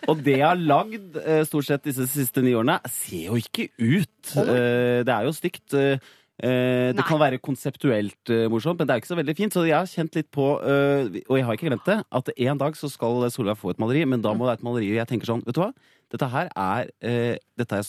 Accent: Hedmarken, Innlandet, Norway; er fra Hedmarken

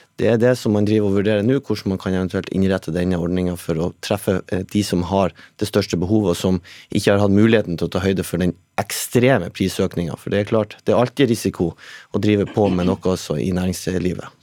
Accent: Northern Norway, Norway; Jeg er jo sjøl fra Nord-Norge

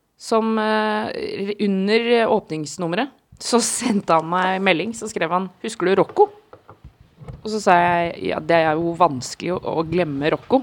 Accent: Oslo, Norway; jeg er fra samme sted som han, en eh, bitte liten del av Oslo

